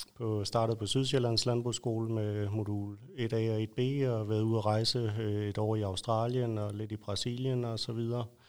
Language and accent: Danish; Lolland, Zealand, Denmark; født og opvokset på Lolland